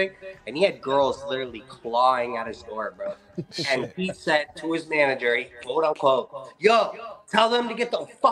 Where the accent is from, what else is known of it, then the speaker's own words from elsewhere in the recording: Northern Ontario, Canada; I'm from Northern Ontario.